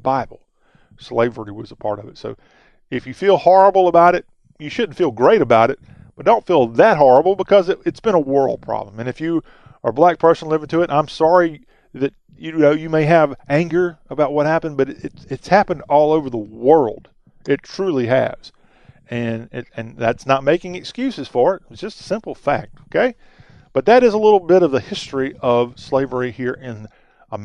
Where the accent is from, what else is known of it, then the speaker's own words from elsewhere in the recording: the American South, United States; as a Southerner